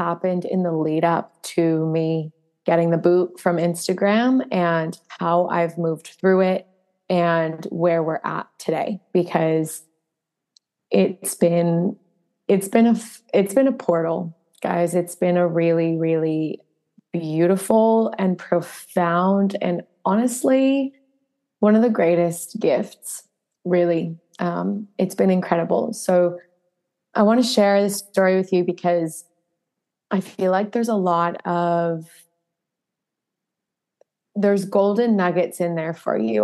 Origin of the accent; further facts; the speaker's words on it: New Jersey, United States; also born or lived in southwest of Western Australia; now in Western Australia, Australia; I come from New Jersey. I come from pretty, pretty hectic winters and a lot of snow